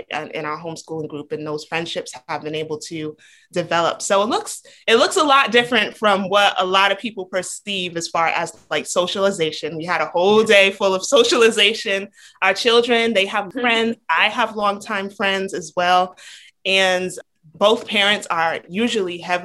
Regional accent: Rhode Island, United States; now in Georgia, United States; I grew up in Rhode Island.

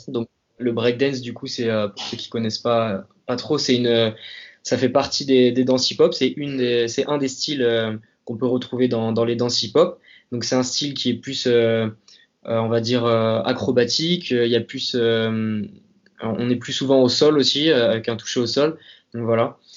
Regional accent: Hennebont, Brittany, France; now in Paris, France; je suis originaire de Bretagne, donc euh, plus précisément une petite ville qui s'appelle Enbon, dans, donc dans le Morbihan, et je suis actuellement basé à Paris.

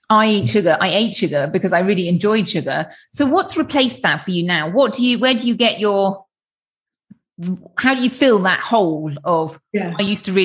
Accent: United Kingdom; which is, you know, as a British person, blue skies are always going to be a treat.

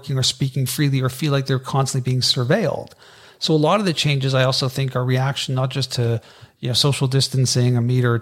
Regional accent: Canada; we're Canadian

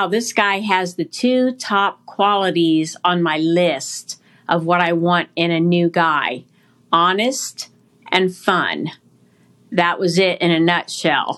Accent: Ohio, United States; I was born and raised in Ohio, Catholic, by very loving parents

